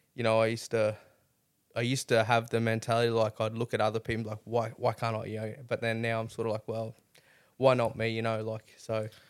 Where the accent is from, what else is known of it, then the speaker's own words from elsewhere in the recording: Mackay, Queensland, Australia; now in Rockhampton, Australia; I grew up in Mackay